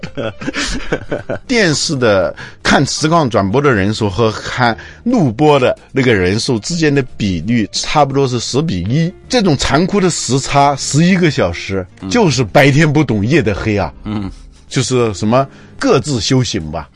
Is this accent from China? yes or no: yes; China; 我们中国人可能是很多人都是活着是为了干活